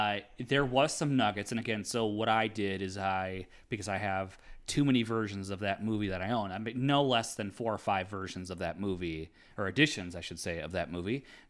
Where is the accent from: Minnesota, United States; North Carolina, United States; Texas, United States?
Minnesota, United States; Fergus Falls; we could say I'm from Fergus Falls. And that is literally, I think, maybe the butthole of Minnesota.